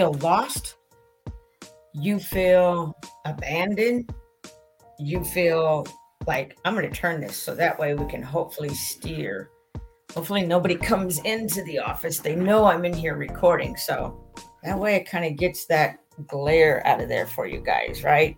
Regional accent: St. Maries, Idaho, United States; my hometown listeners in St. Mary's, Idaho

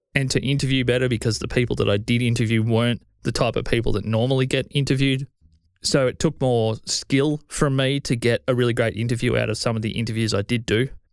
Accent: Australia; I'm Australian

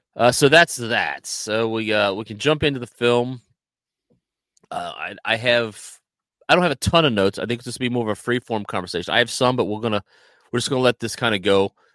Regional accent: United States; as a American

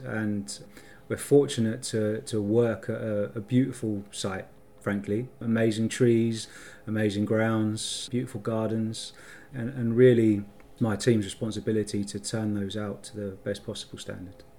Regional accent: London, United Kingdom; So I'm from North London, so uh, sort of Barnet and, and Finchley in, in North London is sort of where I'm from.

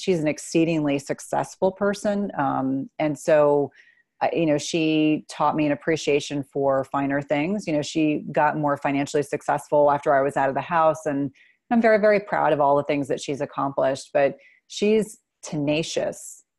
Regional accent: New Jersey, United States; I grew up in New Jersey

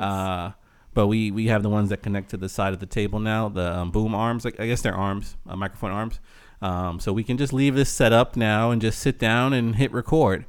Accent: United States; we're American

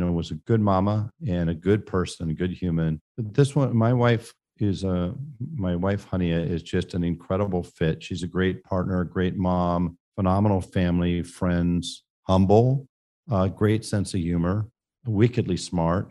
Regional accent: San Francisco, California, United States; I grew up in San Francisco, California

